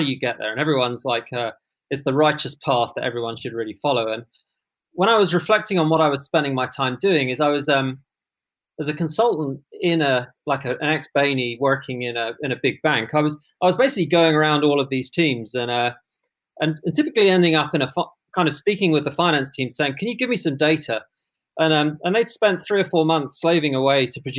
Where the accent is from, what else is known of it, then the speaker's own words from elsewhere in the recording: London, United Kingdom; I grew up in London